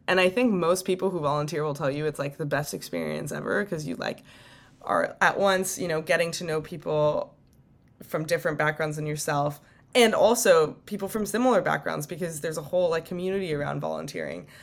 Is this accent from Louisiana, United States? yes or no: no; Bay Area, California, United States; I am from the Bay Area